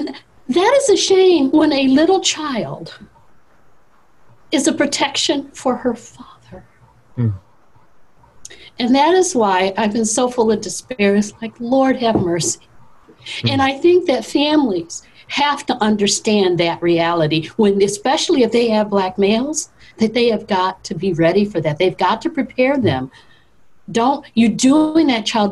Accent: the North, United States; I grew up in the North

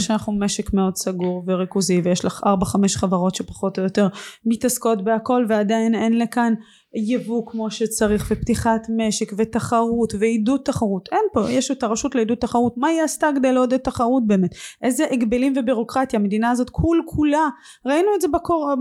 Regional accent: Israel; also born or lived in Russia; כשעליתי לארץ בגיל שש

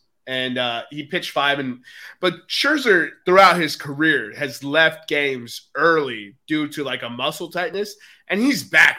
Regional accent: Texas, United States; I'm from Texas

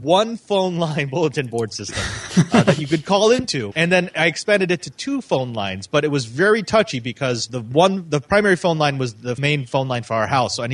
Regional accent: Silicon Valley, California, United States; I grew up in the Silicon Valley, and we were not a well off family.

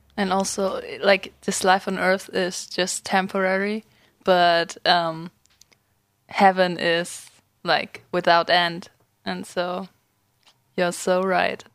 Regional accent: Germany; English is a second language; moved away; I'm 20 years old. I'm from Germany.

